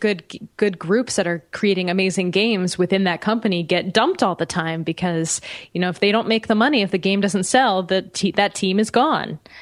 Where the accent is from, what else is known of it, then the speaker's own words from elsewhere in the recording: United States; as an American